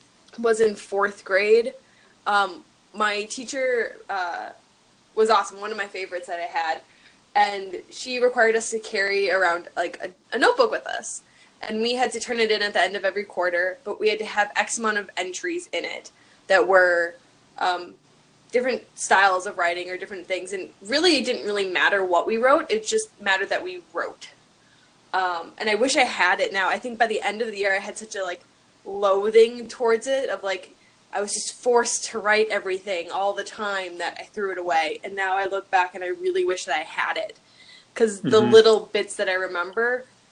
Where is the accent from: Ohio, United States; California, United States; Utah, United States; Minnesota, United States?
Minnesota, United States; Minnetonka; moved away as an adult; also born or lived in Fargo, North Dakota / Grand Forks, North Dakota; So I am originally from Twin Cities in Minnesota. I grew up in a suburb around there. Grew up in the same house my entire life